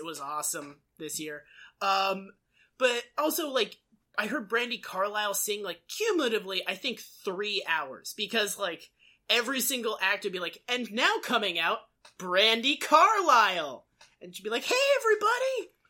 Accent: Massachusetts, United States; moved away; I get annoyed when people think I'm from Boston just because I'm from Massachusetts.

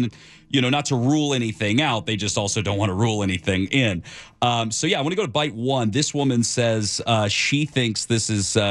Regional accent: California, United States; You know, Ken, I grew up in Southern California, but I've only been doing news here the last couple of years.

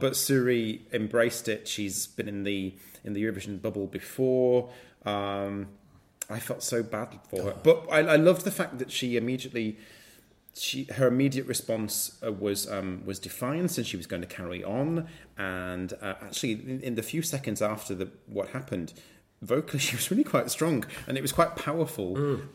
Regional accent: United Kingdom; I'm British

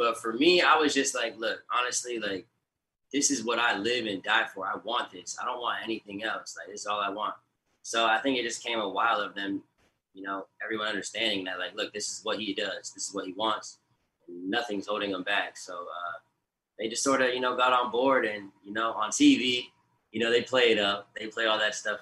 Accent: Siesta Key, Florida, United States; I grew up in Siesta Key with them.

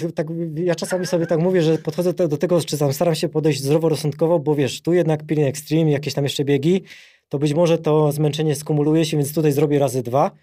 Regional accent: near Rybnik, Silesian Voivodeship, Poland; also born or lived in England; now in Warsaw, Poland; urodziłem na Śląsku, to jest taka mała miejscowość Redutowy niedaleko Rybnika

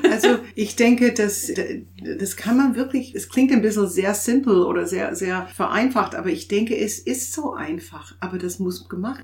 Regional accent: Canada; German is a second language; moved away as an adult; also born or lived in Toronto / England; now in Chemnitz, Germany; ich bin Kanadierin

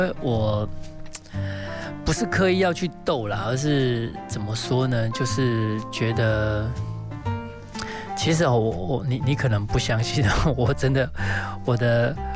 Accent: Taiwan; 当我说我是台湾人的时候

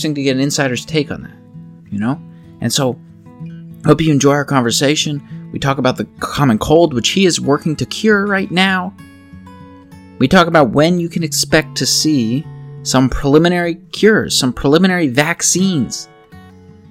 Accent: Pennsylvania, United States; accent: Pennsylvania; my Pennsylvania accent makes me combine every word in a sentence

